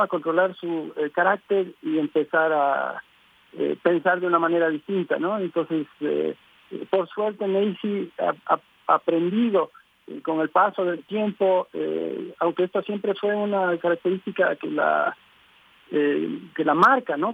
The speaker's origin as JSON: {"language": "Spanish", "country": "Ecuador"}